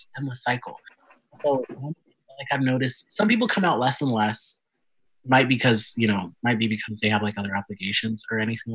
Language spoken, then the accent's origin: English; Lincoln, Nebraska, United States; also born or lived in St. Louis, Missouri / Sioux Falls, South Dakota / Omaha, Nebraska; we moved to Lincoln like 2 months before I turned 5, and we've been here ever since.